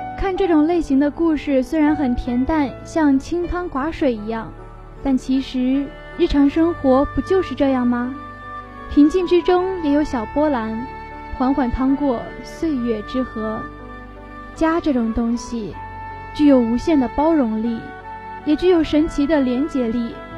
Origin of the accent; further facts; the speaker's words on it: China; 我们中国人